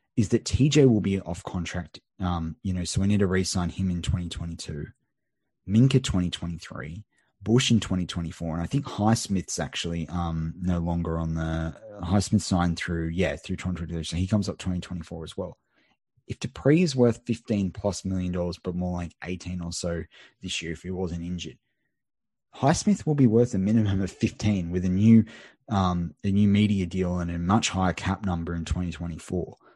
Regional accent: Australia; an Aussie

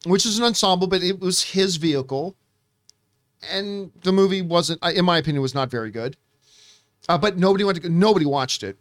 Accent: Canada; now in Los Angeles, United States; as proudly Canadian as I am, before moving to L

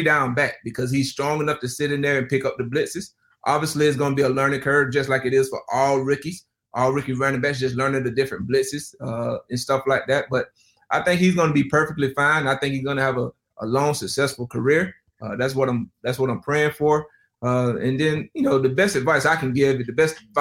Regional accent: Lake Butler, Florida, United States; moved away; where I'm from Lake Butler

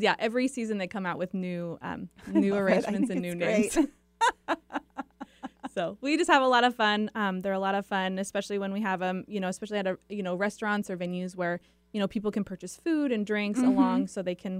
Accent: Seattle, Washington, United States; also born or lived in Michigan; Well, technically, I was born in Michigan, but I moved to Seattle when I was

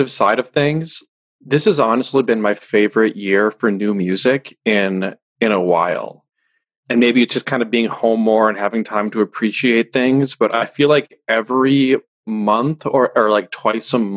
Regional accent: Midwest, United States; also born or lived in New York City / Los Angeles; now in Austin, United States; we're both from the Midwest originally.

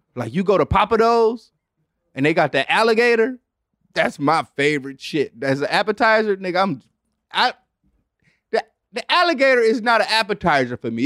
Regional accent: Detroit, Michigan, United States; growing up in Detroit, Michigan

